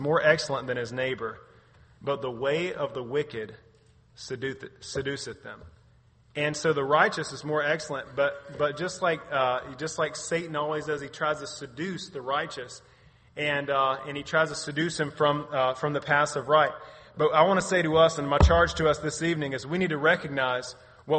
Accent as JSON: {"language": "English", "country": "United States", "said": "I'm an American"}